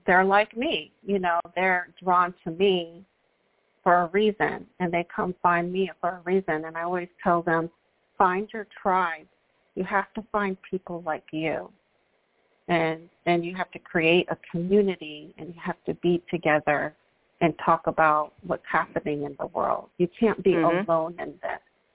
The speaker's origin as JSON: {"language": "English", "town": "New York City", "region": "New York", "country": "United States", "tie": "born or raised there", "said": "I'm a girl from New York City"}